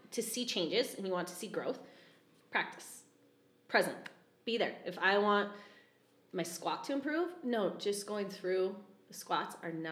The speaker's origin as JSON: {"language": "English", "town": "Fort Collins", "region": "Colorado", "country": "United States", "tie": "born or raised there", "said": "Okay. I grew up in Fort Collins."}